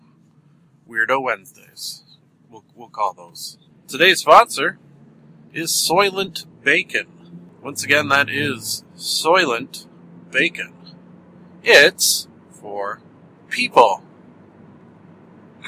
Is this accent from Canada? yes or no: yes; Canada; accent: Canadian; someone like myself talk with a Canadian accent